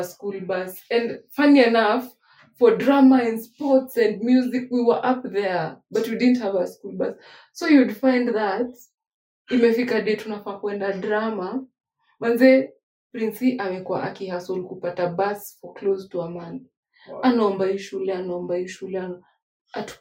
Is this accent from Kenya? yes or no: yes; Nairobi, Kenya; I was from Nairobi.